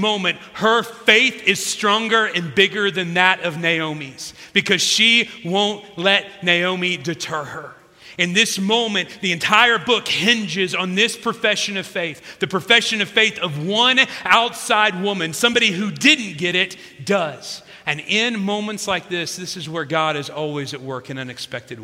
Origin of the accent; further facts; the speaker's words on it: South Central Illinois, United States; my hometown in South Central Illinois